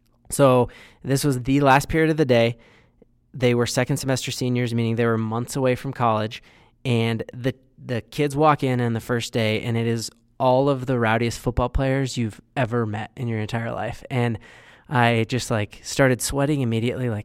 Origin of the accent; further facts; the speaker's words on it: Westminster, Colorado, United States; I grew up in the Westminster Thornton area